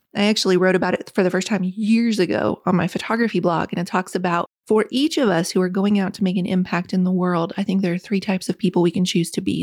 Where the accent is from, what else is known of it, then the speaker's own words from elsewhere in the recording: West Virginia, United States; When I was a little girl growing up in West Virginia, the single wide trailer